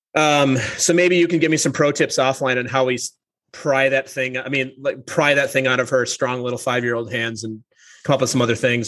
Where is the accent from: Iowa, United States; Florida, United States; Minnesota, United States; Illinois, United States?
Minnesota, United States; St. Paul; I grew up in the Twin Cities. I grew up in a suburb of St. Paul